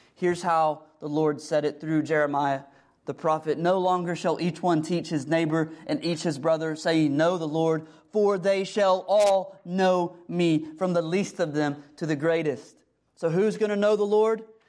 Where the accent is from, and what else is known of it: United States